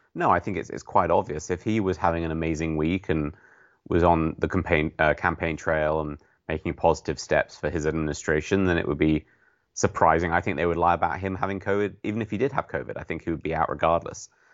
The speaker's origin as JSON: {"language": "English", "country": "United Kingdom", "said": "being British"}